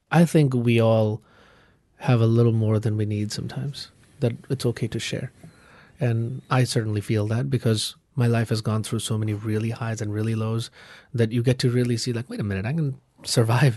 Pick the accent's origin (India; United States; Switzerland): India; Kolkata, West Bengal; moved away; I'm from Calcutta.